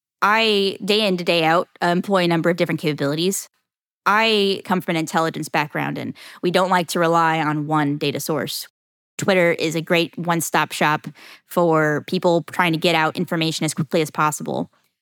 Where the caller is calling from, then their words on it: Jacksonville, Florida, United States; Jacksonville, Florida.